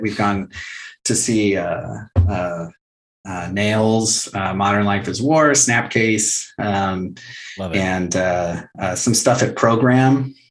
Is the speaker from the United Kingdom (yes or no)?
no; Fallbrook, California, United States; growing up as a punk kid in a small town